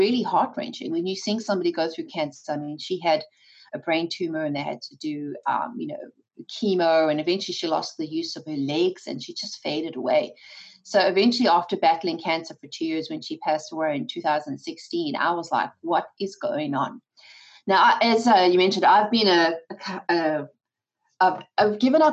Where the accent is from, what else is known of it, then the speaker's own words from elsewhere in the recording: South Africa; moved away; my husband and I come from South Africa, born and raised by that attitude